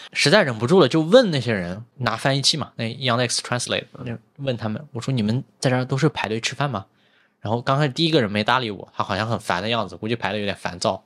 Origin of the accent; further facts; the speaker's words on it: China; 我们是中国人